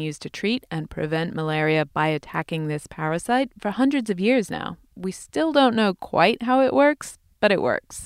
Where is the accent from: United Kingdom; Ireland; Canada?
United Kingdom; moved away